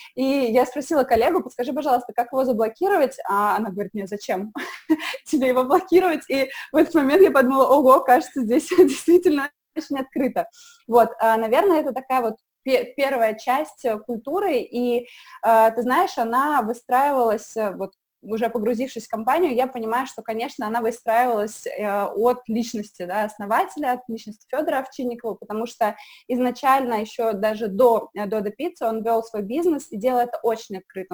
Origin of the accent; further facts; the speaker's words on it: Samara, Samara Oblast, Russia; moved away as an adult; now in Moscow, Russia; я из Самары